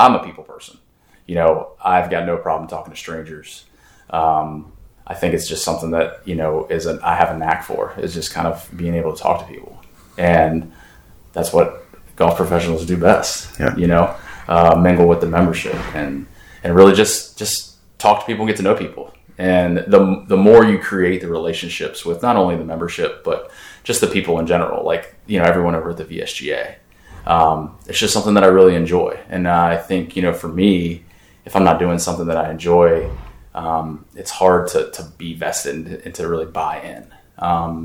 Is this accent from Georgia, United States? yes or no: no; Pittsburgh, Pennsylvania, United States; now in Richmond, United States; Originally, I'm from Pittsburgh, the Pittsburgh area, but I do consider Richmond home.